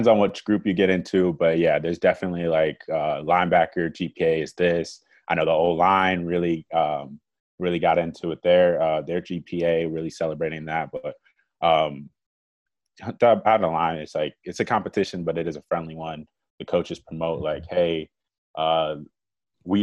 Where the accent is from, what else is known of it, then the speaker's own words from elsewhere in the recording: Mequon, Wisconsin, United States; I'm from Mequon, Wisconsin